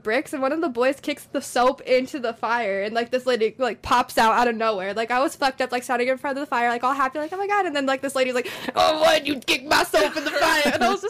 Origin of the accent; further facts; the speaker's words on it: Pueblo, Colorado, United States; we're from Pueblo. They're like, Pueblo? Where is that? We're like, oh, it's Colorado. Like, it's kind of ghetto.